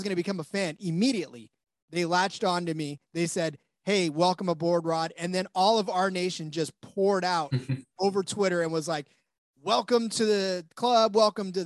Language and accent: English; United States; now in California, United States; as an American